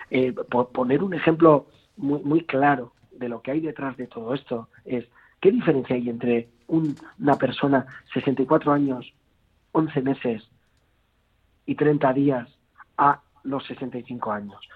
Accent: Basque society, Basque Country, Spain; como sociedad vasca

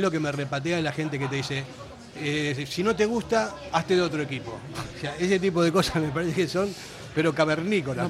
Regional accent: Argentina; also born or lived in Basque Country; now in Spain; yo soy un argentino que vino aquí hace cuarenta y pico de años

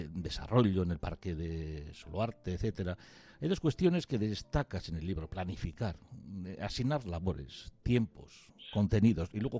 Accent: Basque Country, Spain; yo soy cerca de Arnica pero bueno, de Arratia

